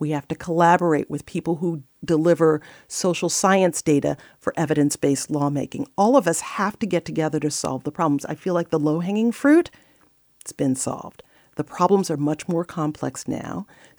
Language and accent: English; New York City, New York, United States; So I grew up in the South Bronx, and I had two parents who were really just dedicated to my education.